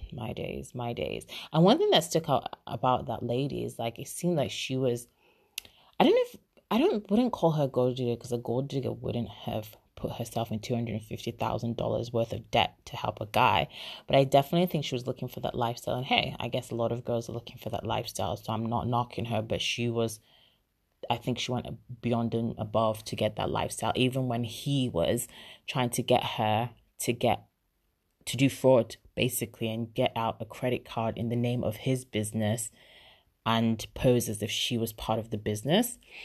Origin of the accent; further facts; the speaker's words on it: Nigeria; moved away; I'm Nigerian